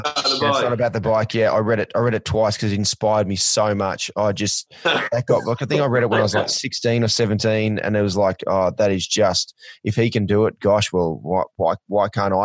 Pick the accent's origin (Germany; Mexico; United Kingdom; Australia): Australia; growing up in Australia